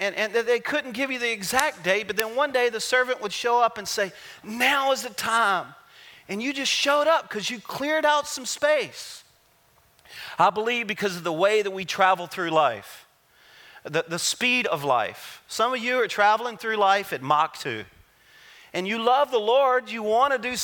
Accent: Louisiana, United States; I'm a Cajun. I'm from Louisiana.

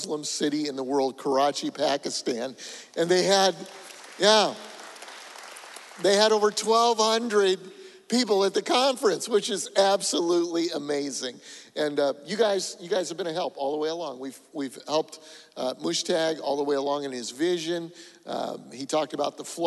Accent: Colorado, United States; moved away; I'm from Colorado

